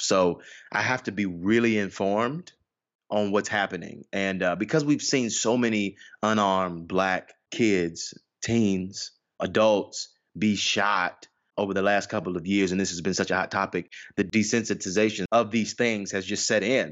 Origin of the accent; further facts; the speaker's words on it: Atlanta, Georgia, United States; I was born, born and raised in Atlanta, Georgia.